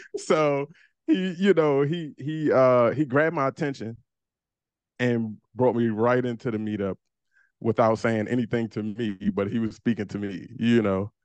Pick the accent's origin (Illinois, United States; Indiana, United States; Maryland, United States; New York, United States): Maryland, United States; Landover; moved away as an adult; also born or lived in Baltimore; me and my wife from the same neighborhood down, it's Landover, P G County